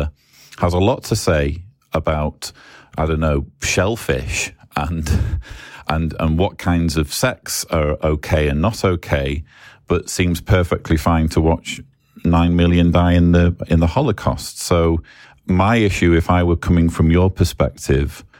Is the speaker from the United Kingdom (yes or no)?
yes; England, United Kingdom; I'm English